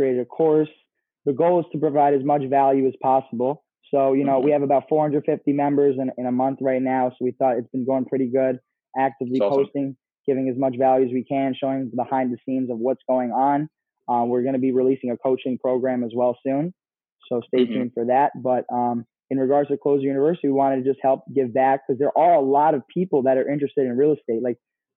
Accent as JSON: {"language": "English", "area": "Hudson Valley", "region": "New York", "country": "United States", "said": "We're from the Hudson Valley area."}